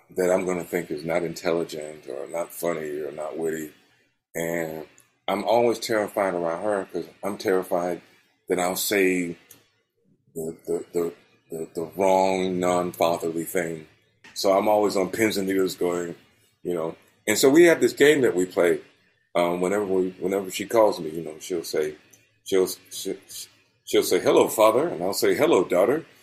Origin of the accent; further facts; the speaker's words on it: Albany, Georgia, United States; moved away as an adult; now in England, United Kingdom; my hometown of Albany